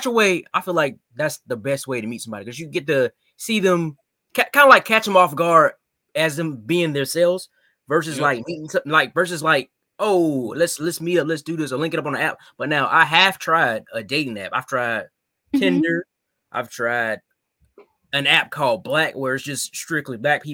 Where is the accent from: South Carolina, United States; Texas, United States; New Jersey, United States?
South Carolina, United States; Columbus; I'm from Columbus, South Carolina